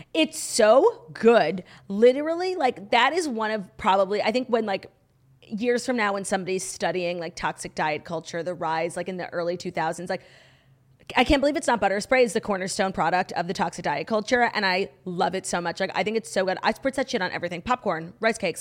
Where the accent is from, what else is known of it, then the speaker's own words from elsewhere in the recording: United States; being an American obsessed with the Royals